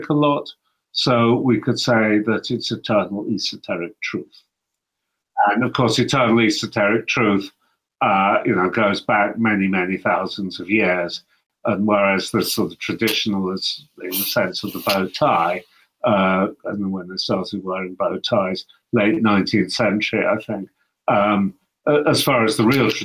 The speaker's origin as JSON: {"language": "English", "region": "London", "country": "United Kingdom", "tie": "born or raised there", "also_born_or_lived": "Cairo, Egypt", "moved": "as an adult", "lives_now": "Aarhus, Denmark", "said": "I was born in London, so I'm British by origin, at least."}